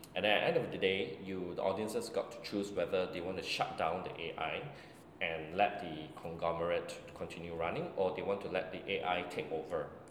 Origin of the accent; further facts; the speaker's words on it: Singapore; as a Singaporean Chinese